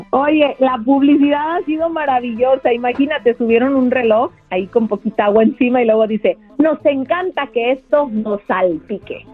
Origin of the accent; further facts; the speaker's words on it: Mexico; como mexicanos